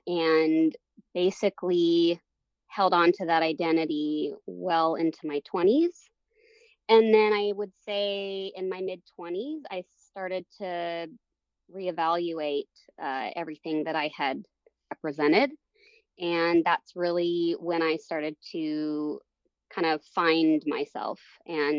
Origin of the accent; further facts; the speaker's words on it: Longview, Washington, United States; moved away as an adult; also born or lived in Portland, Oregon / Chicago; I was born in Portland, Oregon, and moved my brother and I up to Longview, Kelso, Washington area